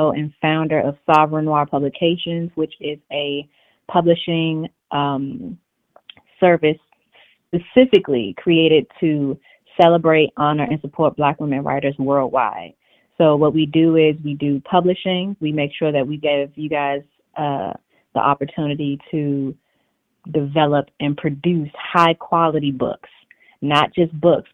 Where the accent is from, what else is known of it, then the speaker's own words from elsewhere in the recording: Washington, District of Columbia, United States; moved away as an adult; also born or lived in New York; now in Arlington, United States; I was born and raised in Washington, D.C.